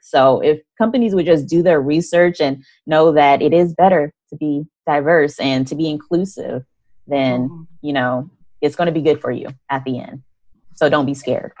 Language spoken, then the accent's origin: English; Arizona, United States; I'm from Arizona